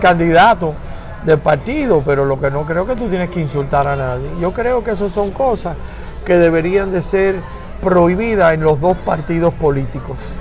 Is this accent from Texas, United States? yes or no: no; Miami, Florida, United States; en el condado de Miami Dade, donde yo soy producto, ¿ok? A mí yo no vine el otro día yo vivo aquí toda mi vida, soy gallego, cubano, americano y del gran estado de la Florida.